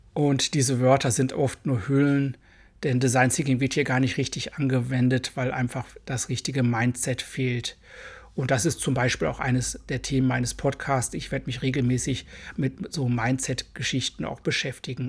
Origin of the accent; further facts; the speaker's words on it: Germany; accent: hard German accent (in English); Englisch ist für mich eine Fremdsprache und ich habe einen recht harten deutschen Akzent